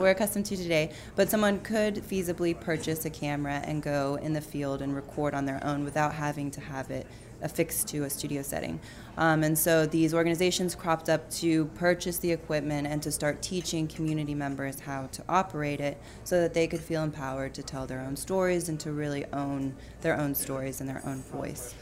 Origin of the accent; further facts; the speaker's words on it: Austin, Texas, United States; I moved back to my hometown of Austin, Texas